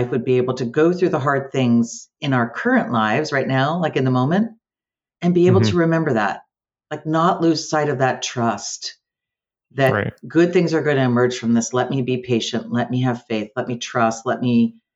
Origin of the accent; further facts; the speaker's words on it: Amherst, Massachusetts, United States; also born or lived in Yonkers, New York / Eugene, Oregon; ended up in Amherst, Massachusetts. So that's where I lived. That's where I've been in Western Massachusetts most of my adult life and my young life